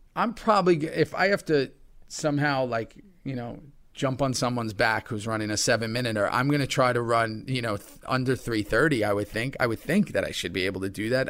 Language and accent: English; New York City, New York, United States; I've grown up here my whole life